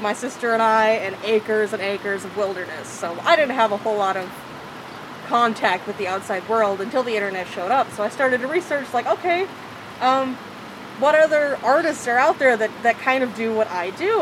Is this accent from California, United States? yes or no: yes; Sanger, California, United States; also born or lived in Central Valley, California; originally Sanger, California, but I've kind of bounced all around the valley and kind of all around the central state in general, also